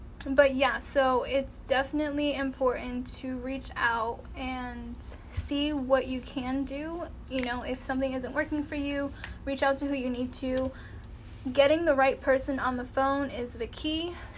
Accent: East Coast, United States; But you gotta think where I'm from. So I'm from the East Coast, like New York is right there.

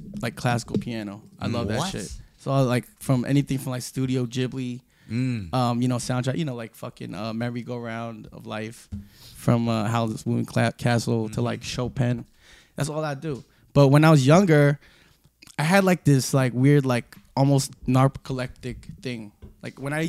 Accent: New York City, New York, United States; I'm from Little Neck

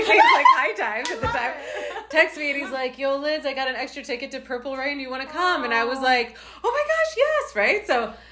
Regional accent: United States; I'm American.

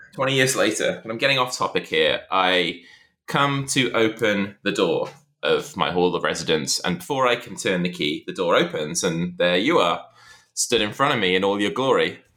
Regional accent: Shrewsbury, West Midlands, United Kingdom; moved away as an adult; also born or lived in Liverpool; it was the day I moved from Shrewsbury to university in Liverpool

